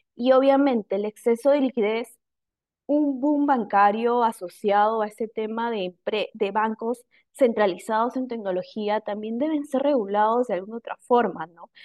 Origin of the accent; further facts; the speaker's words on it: Peru; nosotros como peruanos